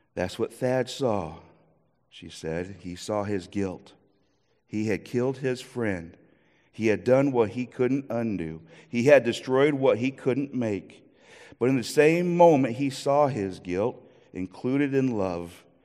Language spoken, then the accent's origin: English; Iowa, United States; moved away; also born or lived in Minnesota; I am from Iowa